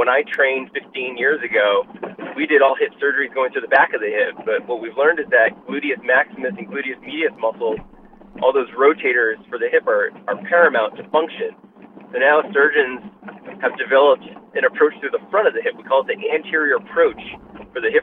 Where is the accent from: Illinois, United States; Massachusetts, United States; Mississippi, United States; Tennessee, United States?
Massachusetts, United States; Boston; moved away as an adult; now in Los Angeles, United States; I was born and raised in Boston, was there for 30 years before I moved out